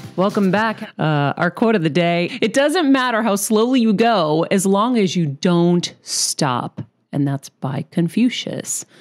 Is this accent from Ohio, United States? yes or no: no; Massachusetts, United States; now in Los Angeles, United States; my home state of Massachusetts